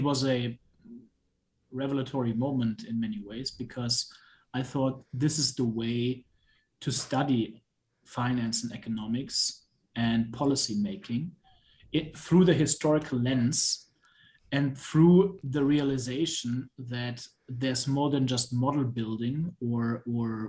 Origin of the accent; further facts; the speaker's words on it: Germany; moved away as an adult; I'm originally from Germany. I did high school there